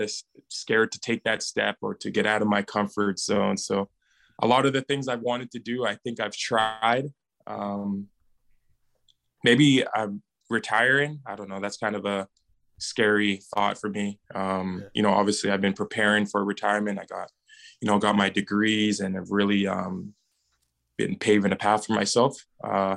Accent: Edmonton, Alberta, Canada; my hometown is Edmonton

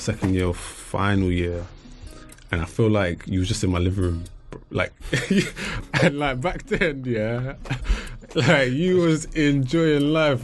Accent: England, United Kingdom; growing up in England

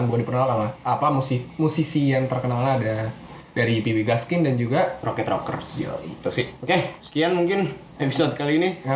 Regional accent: Indonesia; iya kita sebagai orang Indo mah

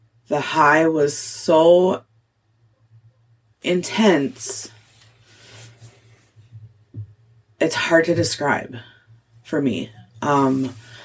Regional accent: Cotton, Minnesota, United States; moved away; also born or lived in Duluth; growing up in Cotton

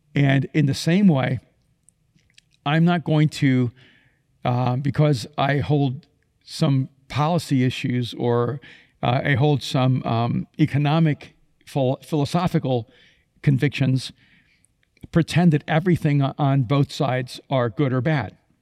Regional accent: Miami, Florida, United States; English is a second language; I grew up in Miami

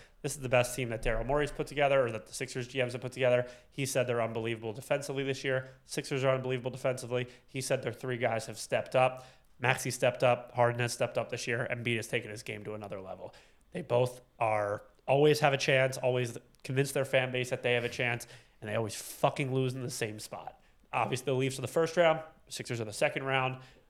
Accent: New Jersey, United States; also born or lived in Philadelphia; now in New York, United States; I'm from New Jersey.

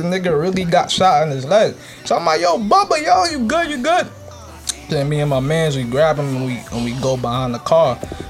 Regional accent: New York, United States; I came from New York, so it doesn't compare.

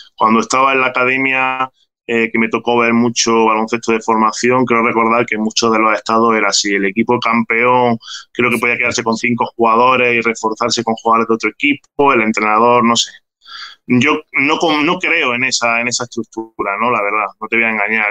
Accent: Granada, Andalusia, Spain; Estoy en Granada, estoy en Granada, es mi ciudad natal, donde viven por pues, mis padres, mi familia, donde he pasado pues, prácticamente toda mi vida y donde he crecido.

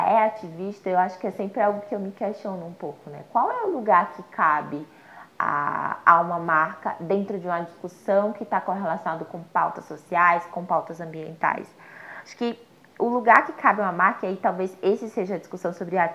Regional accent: Aracaju, Sergipe, Brazil; moved away as an adult; Então, eu sou de lá da Zona Norte, morei entre o Tamandaré e a Soledade basicamente até os meus 24 anos aí de vida, até quando eu me mudei é, eh, para outra cidade, né, quando eu saí de Aracaju.

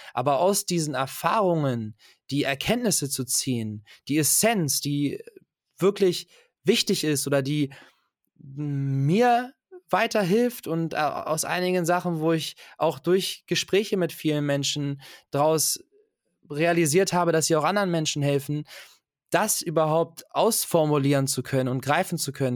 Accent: Germany; ich bin in Deutschland geboren

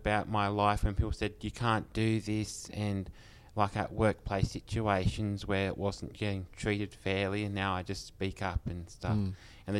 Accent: Batemans Bay, New South Wales, Australia; I'm from Batemans Bay

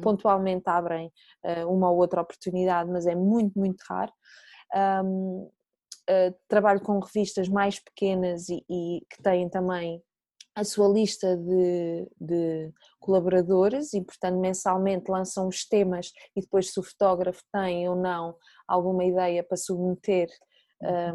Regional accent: Nazaré, Centro, Portugal; moved away as an adult; da minha terra natal, da Nazaré

